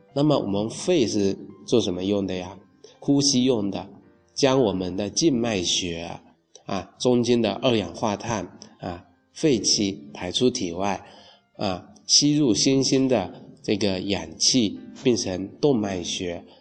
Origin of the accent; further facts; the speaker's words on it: China; 我们中国人呢，自古就形成了在清明啊去踏青、去赏花、去祭祖、去扫墓、扫墓、去植树的这